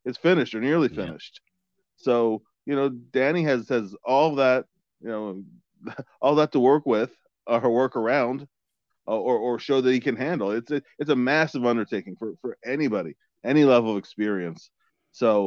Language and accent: English; Philadelphia, Pennsylvania, United States; I'm from Philly